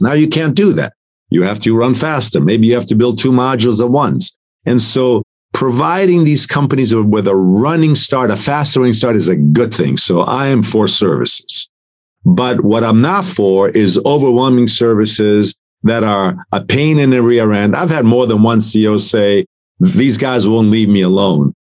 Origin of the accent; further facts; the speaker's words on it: Italy; now in United States; I'm an immigrant from Italy.